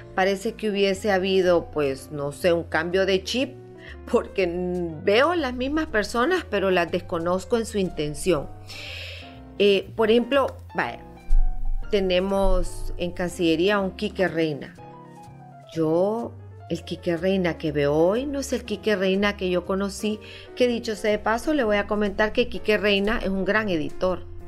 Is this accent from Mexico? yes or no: no; Honduras; como hondureños